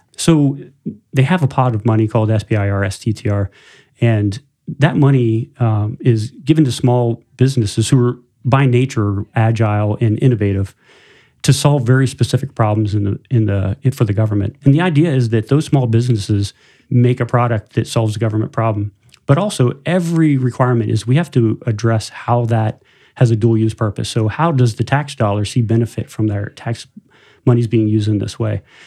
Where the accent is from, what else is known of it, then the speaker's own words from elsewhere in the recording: tri-state area of West Virginia, Ohio, Pennsylvania, Rust Belt, United States; moved away as an adult; now in South Bend area, Indiana, United States; I, I grew up, uh, about five hours from here in post-industrial Rust Belt and, uh, tri-state area of West Virginia, Ohio, Pennsylvania.